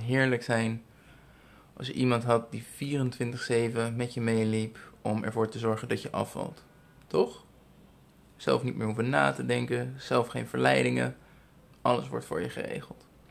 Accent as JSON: {"language": "Dutch", "country": "Netherlands", "tie": "born or raised there", "moved": "as an adult", "lives_now": "Philippines", "said": "Ik ben eh, geboren en getogen in Nederland."}